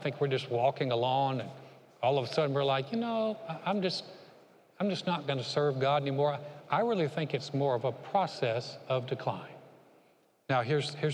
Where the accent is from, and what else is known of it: Greensboro, North Carolina, United States; born or raised there; moved away as an adult; now in Conroe, United States